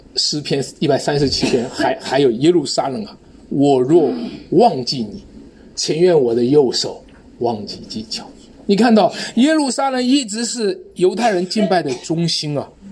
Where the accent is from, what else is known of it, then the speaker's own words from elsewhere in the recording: China; 我们中国人